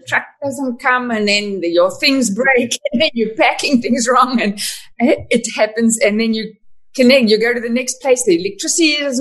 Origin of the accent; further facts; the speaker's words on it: South Africa; moved away as an adult; also born or lived in Canada; I was born in Canada. The accent is because my parents moved to South Africa when I was 2